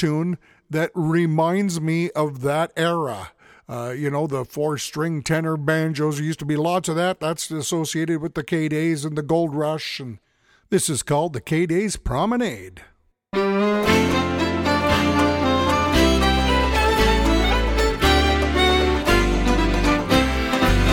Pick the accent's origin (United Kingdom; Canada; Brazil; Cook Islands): Canada; Edmonton, Alberta; I grew up in Edmonton, Alberta